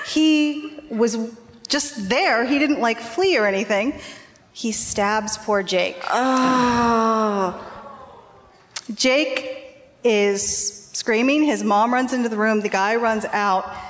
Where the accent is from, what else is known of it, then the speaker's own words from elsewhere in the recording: Ventura, California, United States; I'm from up the coast a little ways, uh, Ventura.